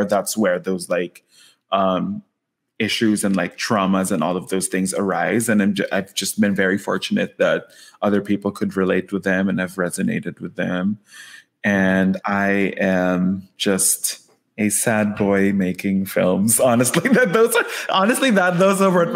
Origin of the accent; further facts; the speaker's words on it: Quezon City, Metro Manila, Philippines; moved away as an adult; now in Los Angeles, United States; am originally from Manila in the Philippines, specifically Quezon City, born and raised there. Moved here to Los Angeles in 2017